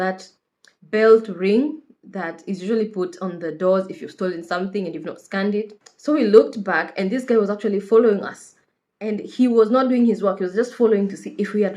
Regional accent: Kenya; moved away as an adult; now in United Kingdom; I am a Kenyan nurse currently based in the UK.

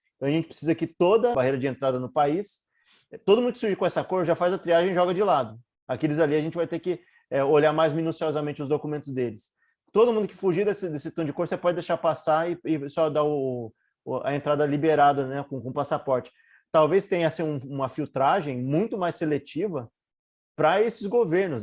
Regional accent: Brazil; A gente, como brasileiro

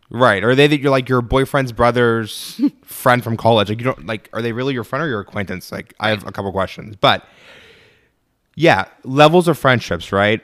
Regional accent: Pittsburgh, Pennsylvania, United States; originally from Pittsburgh. Um, South Hills to be specific

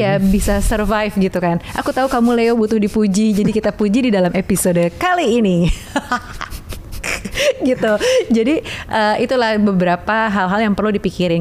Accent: Java, Indonesia; aku orang Jawa

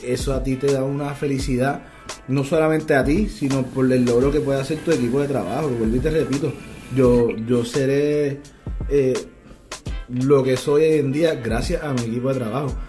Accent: Puerto Rico; trabajé fuera de Puerto Rico, en industrias legales, volví a la isla porque entendía que había un potencial de, crecimiento aquí que no tenía en otras partes y estoy aportando a, mi economía en mi país

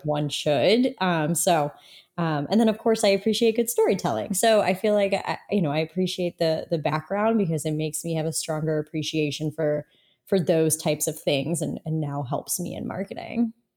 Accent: Toledo, Ohio, United States; moved away as an adult; also born or lived in Indiana; I am from Toledo, Ohio

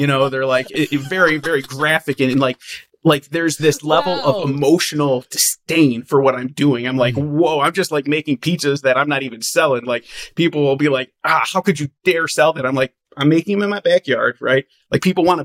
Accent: Midwest, United States; moved away as an adult; now in Las Vegas, United States; I grew up in the Midwest

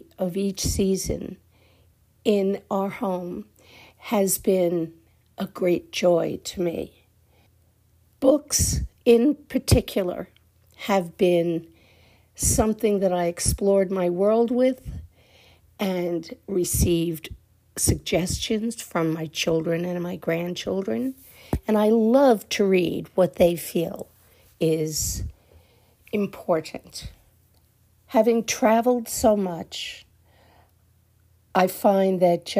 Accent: New York, United States; now in Portland, United States; Growing up in New York, surrounded by music and art

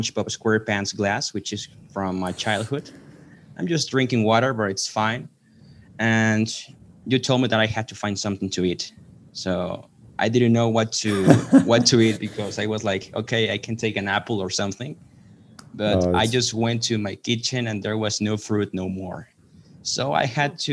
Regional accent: Mexico; English is a second language; I am from Mexico.

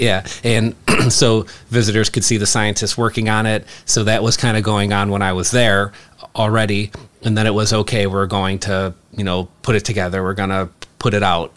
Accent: Chicago, Illinois, United States; I grew up in Chicago

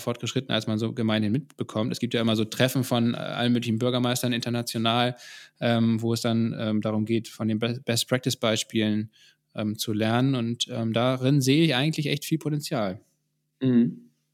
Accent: Germany; bei uns in Deutschland

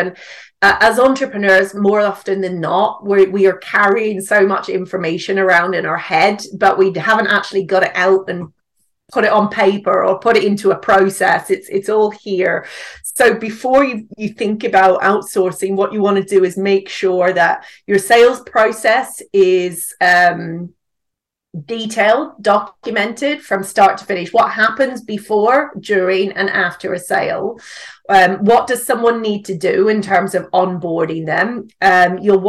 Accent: Northern Ireland, United Kingdom; accent: mix of British and Northern Irish; So I'm actually from Northern Ireland. So I live in the UK with my husband and my son now, but the accent is a bit of a mix of British and Northern Irish, I would say.

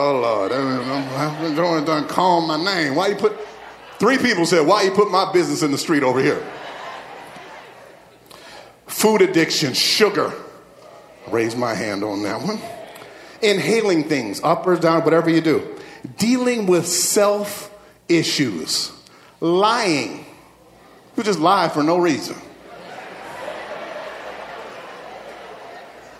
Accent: Midwest, United States; I grew up in the Midwest, and my family, we played sports.

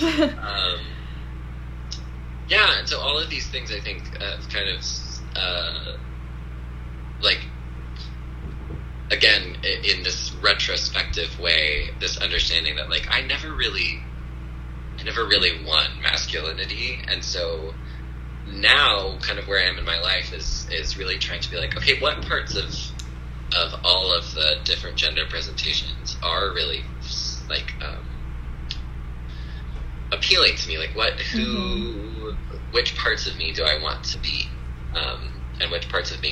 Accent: the South, United States; And, you know, I mentioned I grew up in the South, and I'm sure it's semi-universal, but also probably, you know, totally cultural.

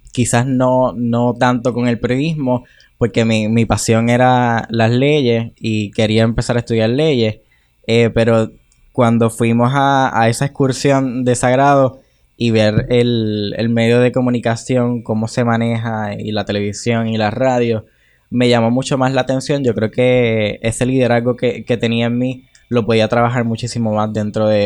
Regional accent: Corozal, Puerto Rico; now in Las Piedras, Puerto Rico; yo tengo 21. Eh, soy corozaleño, pero actualmente vivo en Las Piedras por el proyecto en el que estoy trabajando actualmente.

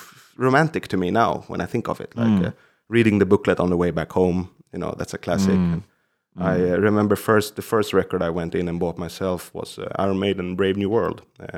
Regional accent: Stockholm County, Sweden; I'm from Krans kommun, as we say, which is like a, let's say, small cities or communes that surround Stockholm.

